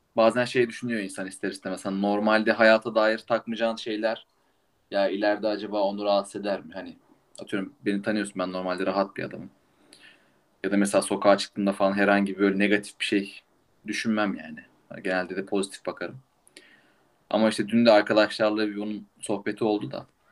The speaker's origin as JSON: {"language": "Turkish", "region": "İzmir", "country": "Turkey", "tie": "born or raised there", "moved": "yes", "lives_now": "Munich, Germany", "said": "İzmir doğumluyum."}